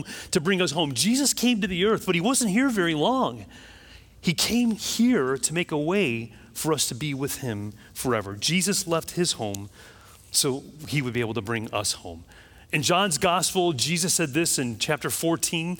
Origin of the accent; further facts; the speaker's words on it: Chicago, Illinois, United States; now in Florida, United States; I grew up in Chicago